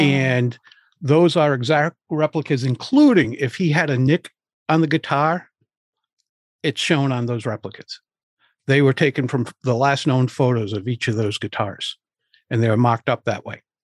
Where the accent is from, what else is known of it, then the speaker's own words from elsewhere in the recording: Providence, Rhode Island, United States; I grew up in Providence, Rhode Island. I live just outside of Providence now